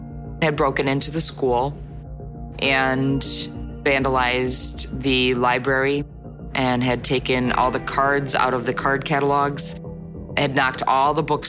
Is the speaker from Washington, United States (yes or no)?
no; Libertyville, Illinois, United States; I grew up in Libertyville.